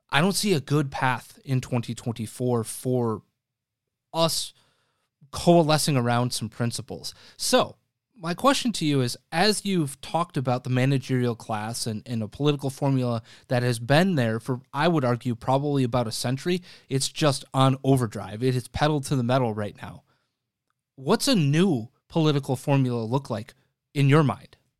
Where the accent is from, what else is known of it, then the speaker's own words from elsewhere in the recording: Wisconsin, United States; now in Chicago, United States; Wisconsin, my home state